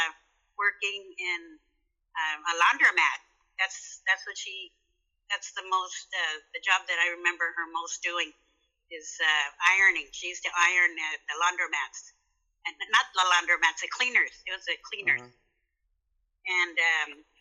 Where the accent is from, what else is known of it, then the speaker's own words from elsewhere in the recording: La Puente, California, United States; also born or lived in San Gabriel, California; I grew up in La Puente